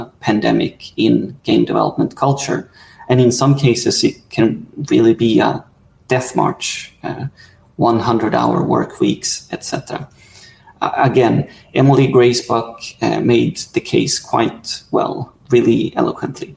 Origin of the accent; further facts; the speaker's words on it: Sweden; I'm from Sweden